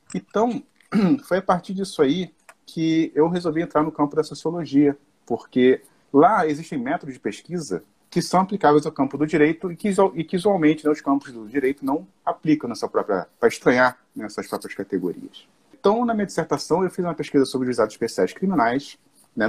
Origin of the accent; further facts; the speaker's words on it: Nova Iguaçu, Rio de Janeiro, Brazil; eu sou aqui né, do Rio de Janeiro, sou de Nova Iguaçu, da cidade de Nova Iguaçu